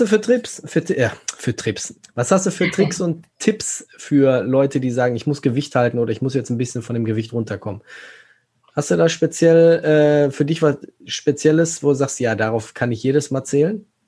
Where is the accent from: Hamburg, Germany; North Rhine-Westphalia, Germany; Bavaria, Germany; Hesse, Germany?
North Rhine-Westphalia, Germany; Gelsenkirchen; ich komme ja aus Gelsenkirchen